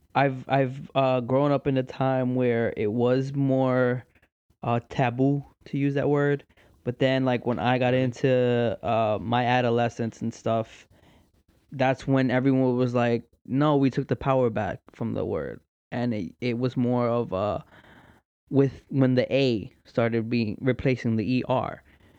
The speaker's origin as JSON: {"language": "English", "town": "New York City", "region": "New York", "country": "United States", "tie": "born or raised there", "said": "growing up in New York"}